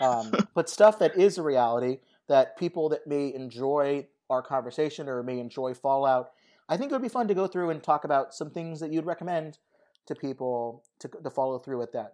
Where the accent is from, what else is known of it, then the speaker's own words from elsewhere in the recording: Southern California, United States; moved away; I went to Las Vegas a lot growing up in Southern California